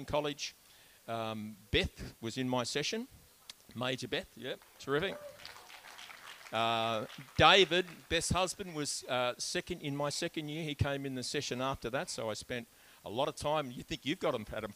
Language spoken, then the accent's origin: English; Melbourne, Victoria, Australia; I was born in Melbourne in 1950